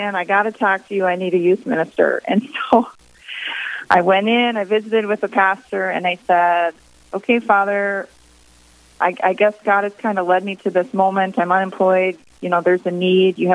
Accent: East Grand Forks, Minnesota, United States; also born or lived in Mankato, Minnesota; move to my hometown here of East Grand Forks in 2008

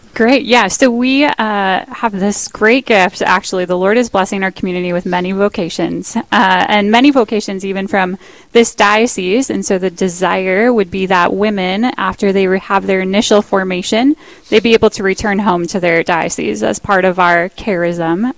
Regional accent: Park Rapids, Minnesota, United States; also born or lived in Moorhead, Minnesota; now in Duluth, United States; I'm from Park Rapids, Minnesota

